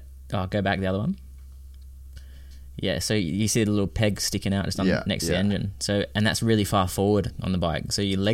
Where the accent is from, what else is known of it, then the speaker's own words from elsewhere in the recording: United Kingdom; also born or lived in Wrocław, Poland / Australia; being a British rider